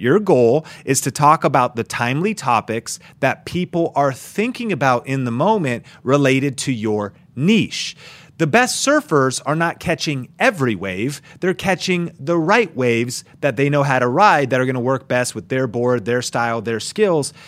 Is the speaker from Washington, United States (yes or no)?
yes; Seattle, Washington, United States; I grew up in the Northwest, so skateboarding and snowboarding was my thing